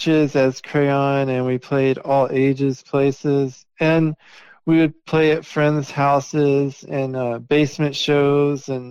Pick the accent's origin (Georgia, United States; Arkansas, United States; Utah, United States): Georgia, United States; Marietta; also born or lived in Austell, Georgia / Mableton, Georgia; then lived in Marietta until I was like 10, I think, then moved to Mableton